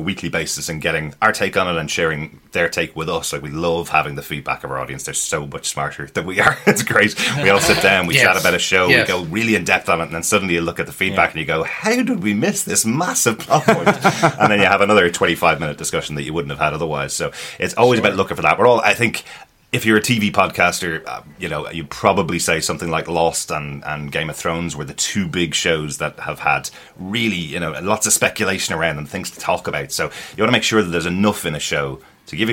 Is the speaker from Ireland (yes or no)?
yes; Ireland; We're Irish.